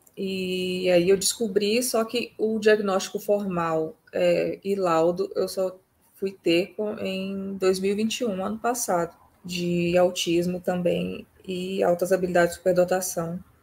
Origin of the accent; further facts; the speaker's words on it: Vila Velha, Espírito Santo, Brazil; now in Rio Grande do Sul, Brazil; moro no Rio Grande do Sul atualmente, mas nasci no Espírito Santo, em Vila Velha